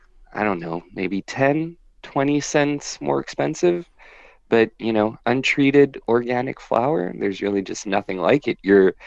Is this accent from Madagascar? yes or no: yes; Madagascar; moved away; my Madagascar trip. And I'll definitely bring you a bit of food from my home country